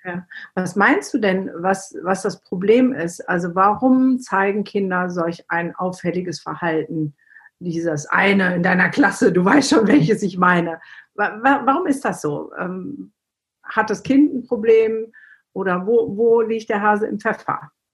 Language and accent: German; the Ruhr area, North Rhine-Westphalia, Germany; moved away; ich komme ja eigentlich auch aus dem Pott